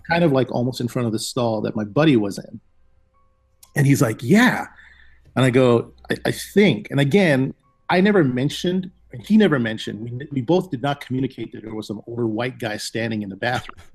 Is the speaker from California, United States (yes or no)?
no; Hawaii, United States; moved away; I'm originally from Hawaii, and you know, in Hawaii we have a lot of supernatural stories